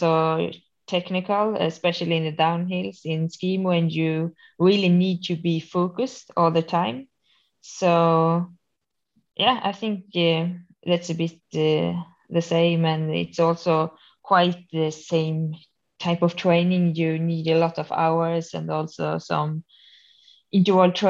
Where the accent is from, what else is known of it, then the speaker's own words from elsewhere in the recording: Borlänge and Falun, Dalarna County, Sweden; I come from Sweden, from Borlänge and Falun. So it's quite south in Sweden. And there's where I am from and where I'm living for